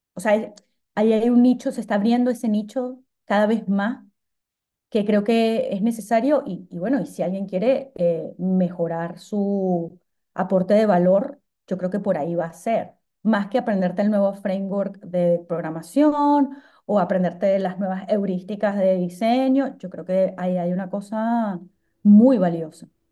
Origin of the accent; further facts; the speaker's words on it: Venezuela; yo como soy venezolana